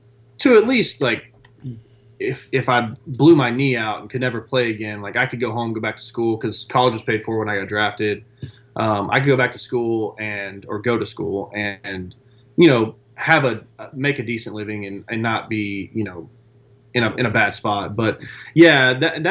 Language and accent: English; Beaumont, Texas, United States; I was a kid from Beaumont, Texas with a plumber and a teacher's aide as a, you know, as, yeah, parent